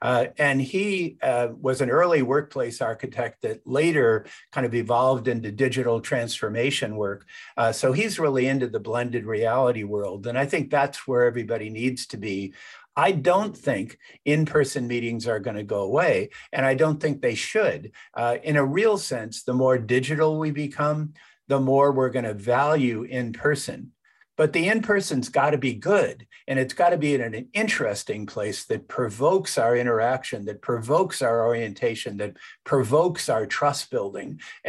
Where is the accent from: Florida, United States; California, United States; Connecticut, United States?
California, United States; I grew up in Silicon Valley